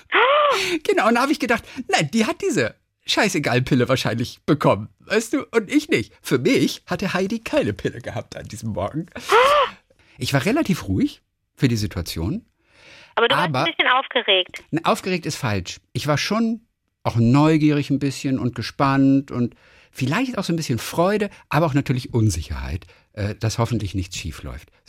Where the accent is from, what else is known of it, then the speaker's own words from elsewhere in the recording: Northern Germany, Germany; Ich, ich höre nur RSH und NDR 2, ich komme aus dem Norden.